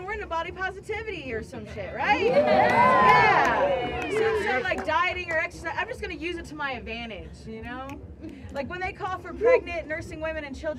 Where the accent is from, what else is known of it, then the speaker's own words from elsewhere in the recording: Ohio, United States; Actually, I'm from Ohio. If you look at a map, there's nothing west about it, but nobody believes me when I tell them that I'm Middle Eastern. I grew up with lesbian parents in Ohio.